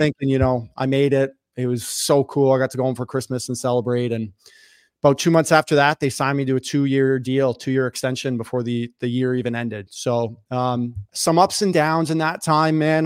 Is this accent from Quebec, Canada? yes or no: no; Toronto, Ontario, Canada; I grew up in North York in Toronto.